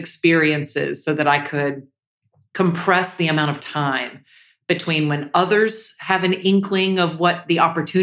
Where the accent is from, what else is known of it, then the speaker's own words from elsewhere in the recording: Jacksonville, Florida, United States; I grew up in Jacksonville, Florida.